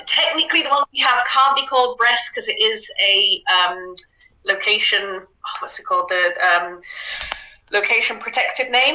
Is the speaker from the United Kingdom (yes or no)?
yes; United Kingdom; now in Netherlands; I'm originally British. Um, live out in the Netherlands now.